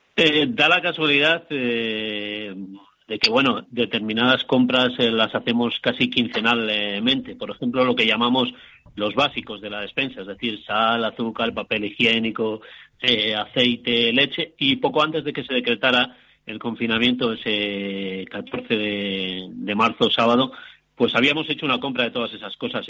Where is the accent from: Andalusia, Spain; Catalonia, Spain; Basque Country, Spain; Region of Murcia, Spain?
Basque Country, Spain; Bilbao; now in Santiago de Compostela, Spain; Bilbao, de donde soy yo